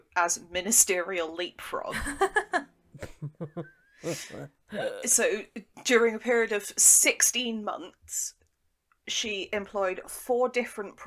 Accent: Devon, South West England, United Kingdom; I'm from Devon

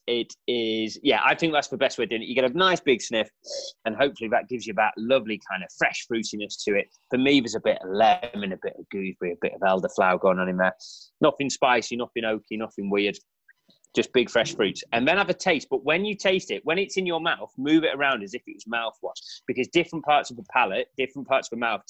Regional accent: just outside of Crewe, North West England, United Kingdom; I grew up just outside of Crewe

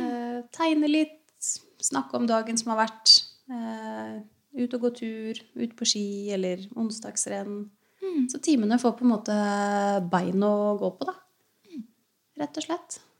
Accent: Hurum, Viken, Norway; moved away as an adult; also born or lived in Ål; now in Geilo, Norway; Jeg er fra Hurum. Ja. Så jeg er jo liksom oppvokst med Ja, ved kysten, da. Ved Oslofjorden.

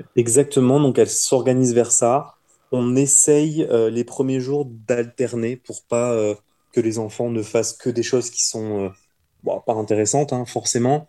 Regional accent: France; moved away as an adult; en tant que bon petit français

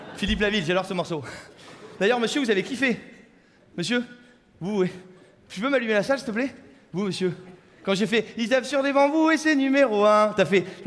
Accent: Saint-Émilion, Nouvelle-Aquitaine, France; je viens de Saint-Émilion.

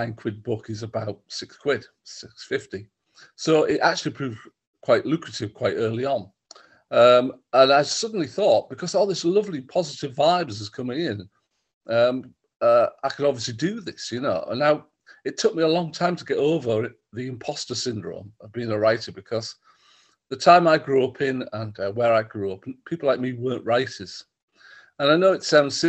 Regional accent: Stockton-on-Tees, North East England, United Kingdom; I grew up in Stockton, not in the jail

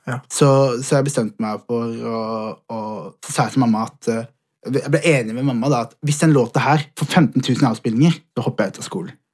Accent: Vegårshei, Agder, Norway; jeg fikk muligheten til å, til å vokse opp på et sånt sted

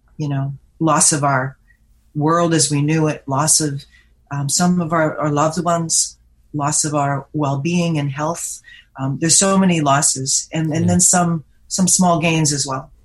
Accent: Vancouver, British Columbia, Canada; moved away as an adult; now in Toronto, Canada; I moved to Vancouver as a teenager and grew up there

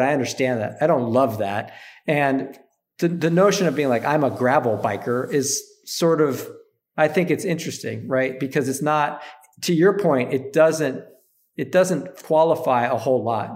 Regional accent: Upper Peninsula of Michigan, United States; I grew up in Upper Michigan in the U P

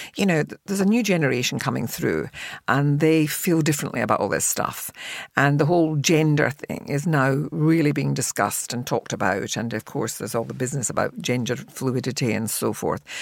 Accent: Glasgow, Scotland, United Kingdom; I came from a working class family, the other end of the spectrum, in Glasgow.

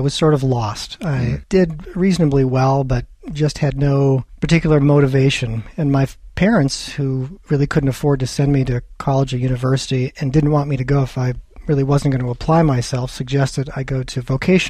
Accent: Wisconsin, United States; also born or lived in California; I grew up in a small town in Wisconsin, a little town of 800 people, farming community. I was actually born in California, but we moved quite a number of times because my father was a chemical engineer.

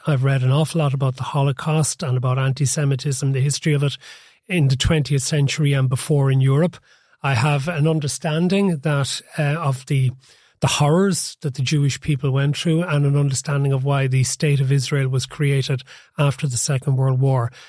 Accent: Cork, Munster, Ireland; now in Dublin, Ireland; I had done growing up in Cork

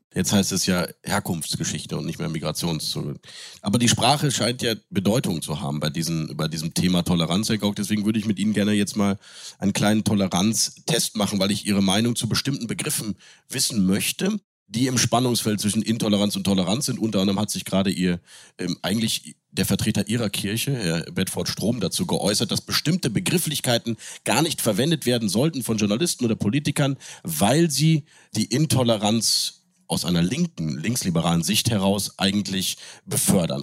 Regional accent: Cologne, North Rhine-Westphalia, Germany; moved away; also born or lived in Munich; Ich habe als Kölner in München gelebt

